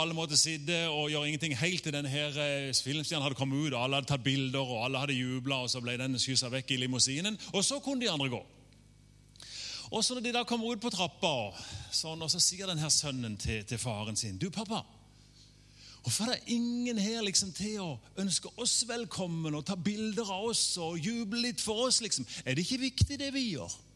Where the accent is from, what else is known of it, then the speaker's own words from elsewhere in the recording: Norway; jeg har, norsk pass